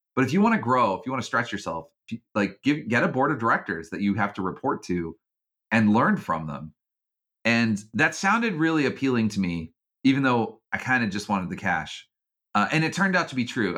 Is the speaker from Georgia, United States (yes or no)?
yes; Georgia, United States; moved away as an adult; I grew up in Georgia